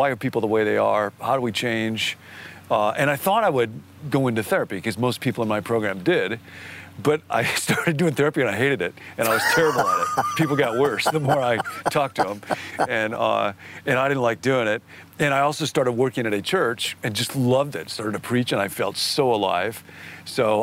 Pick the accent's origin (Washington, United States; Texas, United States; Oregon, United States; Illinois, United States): Illinois, United States; Rockford; moved away as an adult; also born or lived in California; I grew up in Rockford, Illinois, which is a Swedish town